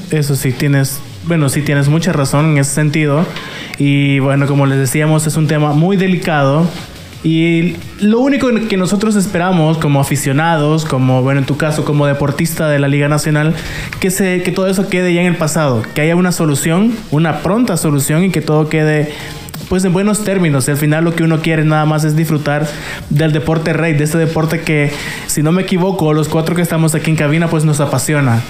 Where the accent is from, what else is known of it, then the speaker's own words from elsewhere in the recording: El Salvador; uno como salvadoreño